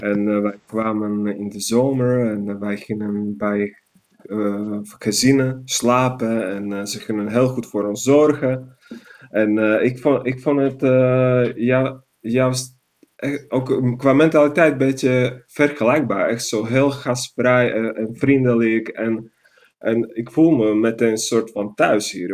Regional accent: Banská Bystrica, Banská Bystrica Region, Slovakia; Dutch is a second language; moved away as an adult; also born or lived in Netherlands; now in Utrecht, Netherlands; Een stad die heet Banska Bistrica

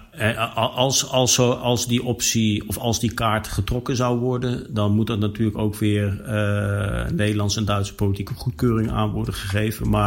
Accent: Netherlands; En wij hebben als Nederlanders gezegd, wij willen daar graag aan meedoen...

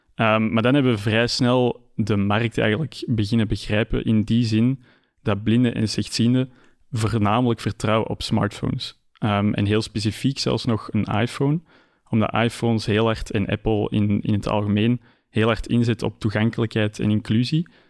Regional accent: Antwerp, Flanders, Belgium; ben ik natuurlijk ook geboren en getogen in Antwerpen.

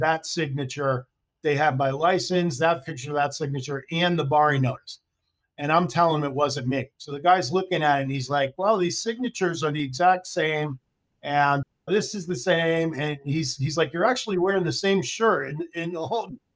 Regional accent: Connecticut, United States; moved away as an adult; also born or lived in California / Florida; I grew up in Connecticut

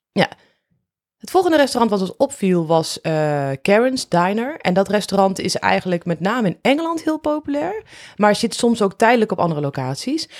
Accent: Netherlands; als Nederlanders

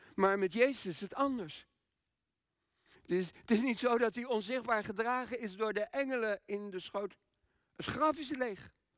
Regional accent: Groningen, Netherlands; moved away; wij komen uit Groningen. Iets boven Groningen zelfs.

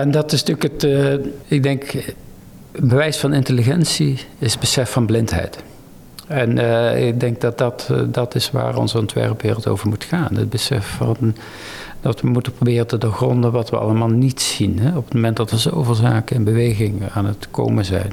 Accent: North Brabant, Netherlands; ik kom uit Brabant

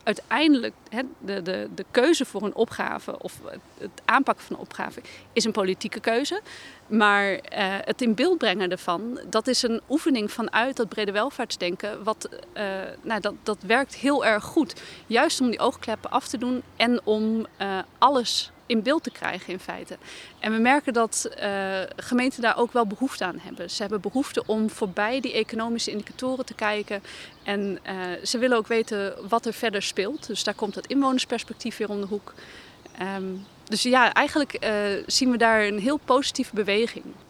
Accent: Groningen, Netherlands; we voelen ons, eh, ons als Groningers eh, prima thuis in de wijk

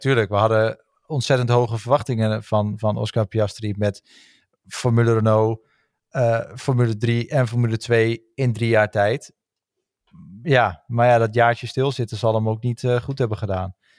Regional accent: Netherlands; als Nederlanders zijnde

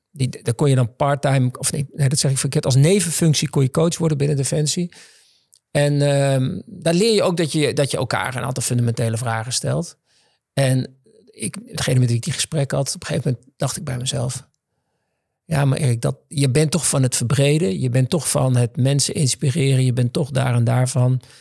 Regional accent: Netherlands; ik ben opgegroeid in Zwifterband

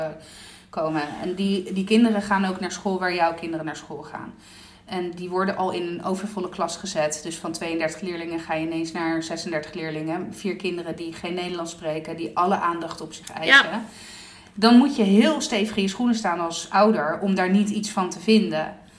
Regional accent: Southern Italy, Italy; ik kom uit Zuid-Italië

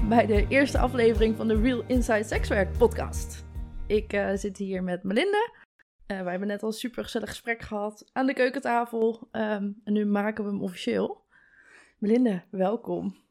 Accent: Koekange, Drenthe, Netherlands; Maar ik ben een kleine boerentrien. Ik kom uit Koekangen.

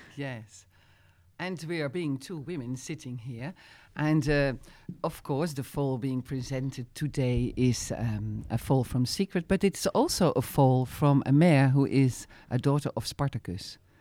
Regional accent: Utrecht, Netherlands; English is a second language; moved away as an adult; also born or lived in Zeist; now in France; as a kid, I grew up with in Holland where jumping was very known

